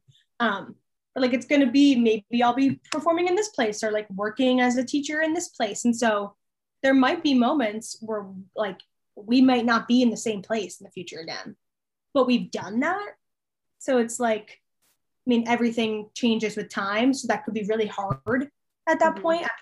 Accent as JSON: {"language": "English", "town": "Allentown", "region": "Pennsylvania", "country": "United States", "tie": "born or raised there", "moved": "as an adult", "lives_now": "Harrisonburg, United States", "said": "the place that I live at home is called Allentown. It's like Allentown is home because that's where I grew up"}